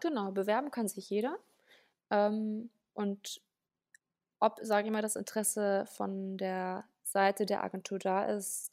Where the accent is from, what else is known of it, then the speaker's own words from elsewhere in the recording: Nienhagen, Lower Saxony, Germany; moved away as an adult; now in Berlin, Germany; Ich komme ursprünglich aus Niedersachsen, ähm, aus, einer, aus einem Dorf namens Nienhagen. Das ist bei Celle